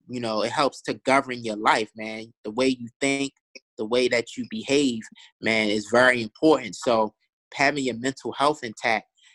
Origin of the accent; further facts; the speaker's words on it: Baltimore, Maryland, United States; I grew up in East Baltimore, right? So growing up in East Baltimore, I saw a lot of poverty